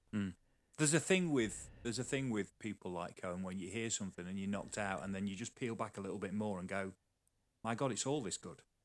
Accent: Sheffield, Yorkshire and the Humber, United Kingdom; moved away; also born or lived in Newcastle; I grew up around Sheffield

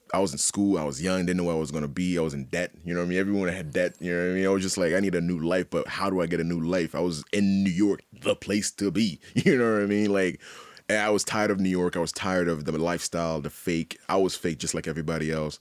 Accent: Haiti; also born or lived in Montreal, Canada; now in Halifax, Canada; I was born and raised in Haiti

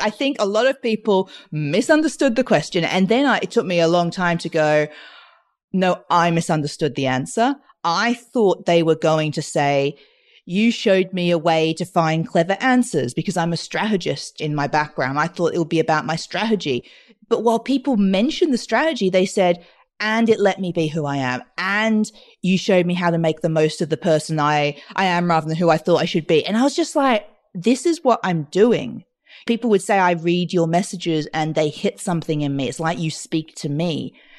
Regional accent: Australia; I grew up in Australia speaking French because of my Mauritian mother and my, then I had my British dad

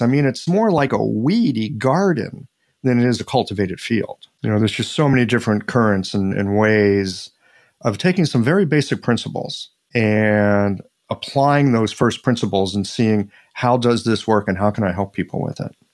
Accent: Midwest, United States; I'm this guy from the Midwest

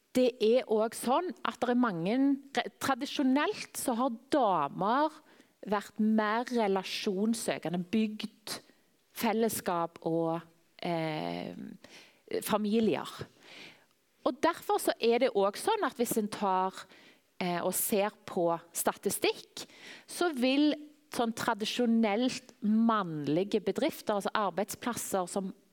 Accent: Tananger, Rogaland, Norway; now in Klepp, Norway; Jeg vokste opp i Tananger.

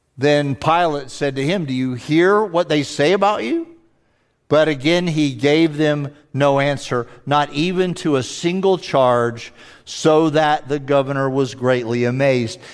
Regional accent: the South, United States; accent: southern; they can tell as soon as I open my mouth, I'm from the South

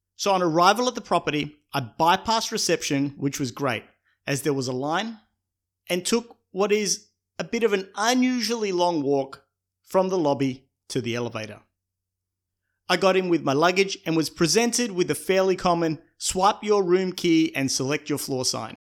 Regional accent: Australia; my home country of Australia

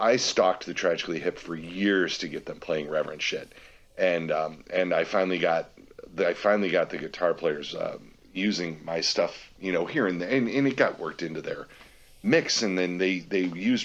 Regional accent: United States; I grew up on the Canadian border up here in Detroit and Toledo area

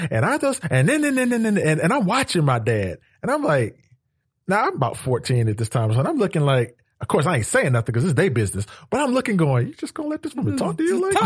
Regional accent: Atlanta, Georgia, United States; also born or lived in North Carolina; I was raised right here in Atlanta, Georgia, Southwest side

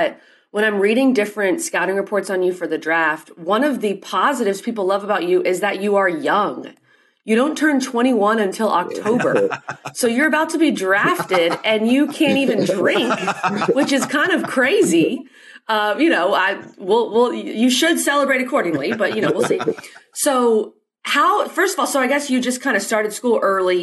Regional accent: the South, United States; Mac and I are both from the South

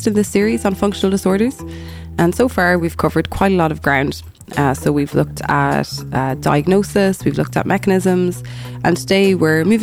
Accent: Ireland; now in Edinburgh, United Kingdom; I'm from Ireland.

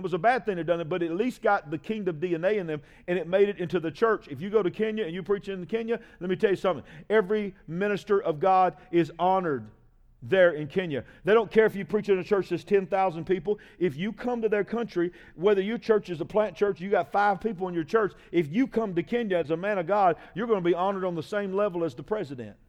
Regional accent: United States; I'm an American

